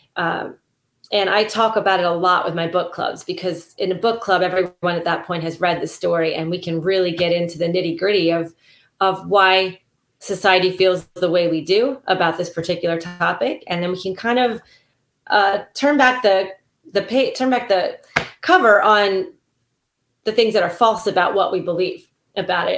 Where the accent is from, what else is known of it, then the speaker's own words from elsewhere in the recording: Silver Spring, Maryland, United States; also born or lived in Ohio / Kentucky; it is set in Maryland, which is my home state. I was actually born in Silver Spring.